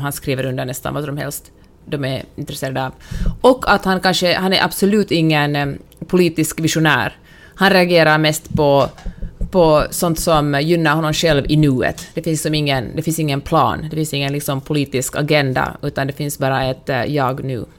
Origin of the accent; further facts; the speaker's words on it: Finland; now in United States; jag som finländare